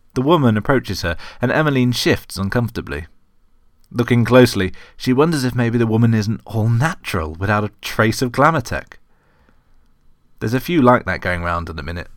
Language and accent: English; United Kingdom; as a British person